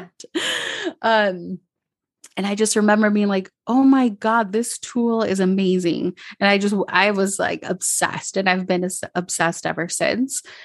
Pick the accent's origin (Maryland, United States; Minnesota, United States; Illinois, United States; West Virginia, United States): Minnesota, United States; now in Medellín, Colombia; I grew up in Minnesota, so in the suburbs, there wasn't a lot of diversity